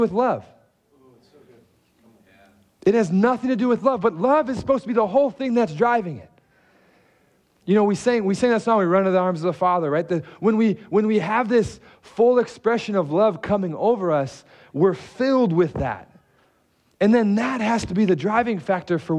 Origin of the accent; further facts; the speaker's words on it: Detroit, Michigan, United States; moved away; I am from Detroit